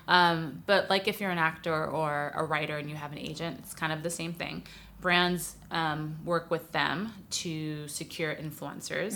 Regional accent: New York City, New York, United States; moved away as an adult; now in Los Angeles, United States; I'm from New York City originally, but I've lived in LA a while now, about 12 years

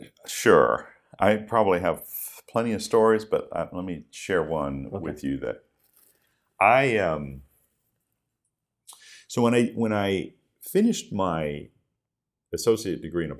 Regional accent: Dalton, Ohio, United States; moved away; from northeastern Ohio, a very small town called Dalton. It's up near the Akron-Canton area, northeastern Ohio, and I grew up there.

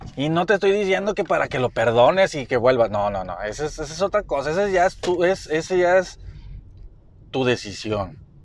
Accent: Mexico; yo soy mexicano

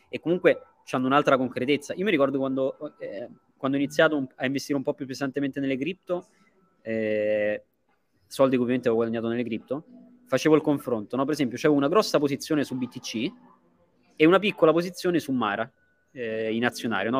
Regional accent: Italy; now in Dubai, United Arab Emirates; gli italiani siamo così

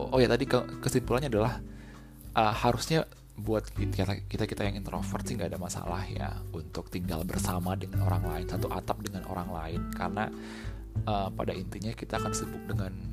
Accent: Indonesia; namanya aku orang Indo ya kalau nggak pedes kalau tidak menggoyang lidah istilahnya nggak nggak sah gitu makanannya

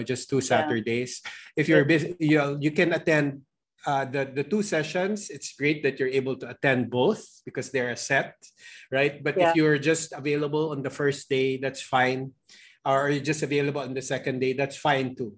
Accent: Philippines

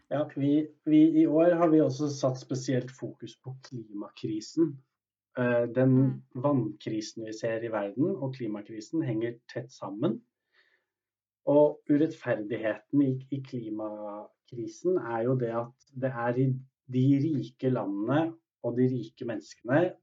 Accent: Norway; oss som er født i Norge

